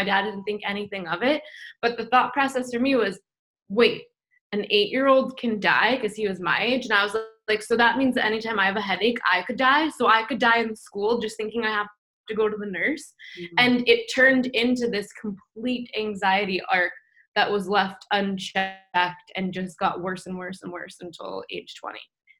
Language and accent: English; New York, United States; And I grew up Jewish in New York, and there wasn't really any context about like God or spirituality or anything like that, right?